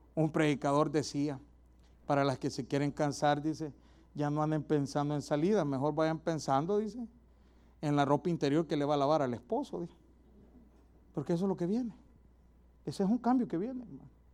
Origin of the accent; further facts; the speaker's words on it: El Salvador; moved away; Un lujito allá en mi país es ir a comer pupusas todas las noches